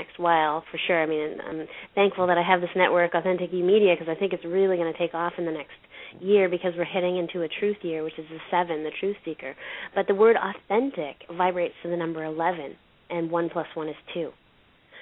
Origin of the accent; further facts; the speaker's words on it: Canada; I'm from Canada